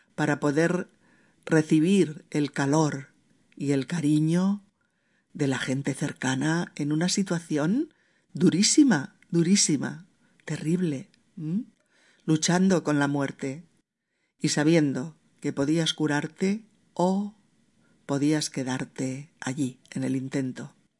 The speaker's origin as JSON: {"language": "Spanish", "country": "Spain", "said": "En mi país"}